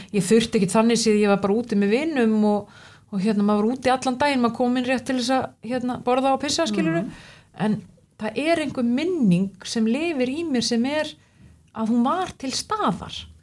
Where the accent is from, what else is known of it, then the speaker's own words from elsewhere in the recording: Suðureyri, Westfjords, Iceland; ég er náttúrulega frá Suðuriri sem er lítill bær